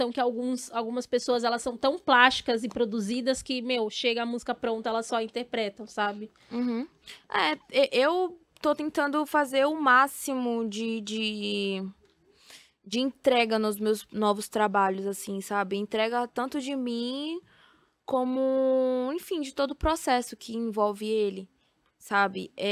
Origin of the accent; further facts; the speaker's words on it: Feira de Santana, Bahia, Brazil; eu sou de Feira de Santana e algumas coisas ainda não chegam lá, sabe?